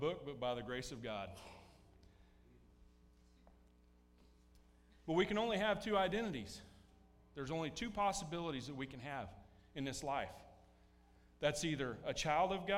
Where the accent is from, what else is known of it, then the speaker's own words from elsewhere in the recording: United States; Now, I enjoy being American, and to a certain point, being an American defines how I act